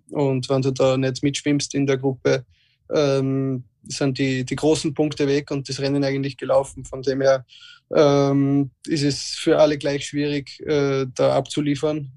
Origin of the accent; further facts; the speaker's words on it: Austria; als Österreicher